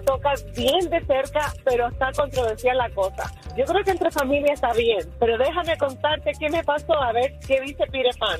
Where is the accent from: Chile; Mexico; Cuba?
Cuba; nosotros somos cubanos